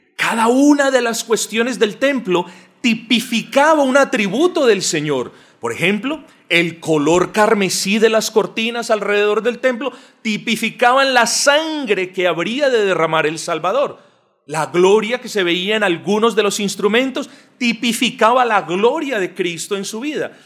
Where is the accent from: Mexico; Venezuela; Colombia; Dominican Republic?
Colombia; este pueblo colombiano, y yo me incluyo ahí porque naturalmente lo soy